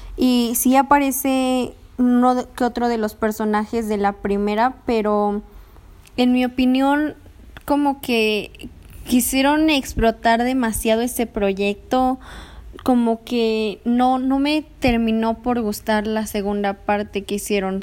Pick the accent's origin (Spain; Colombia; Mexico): Mexico; Mexico City; soy de Ciudad de México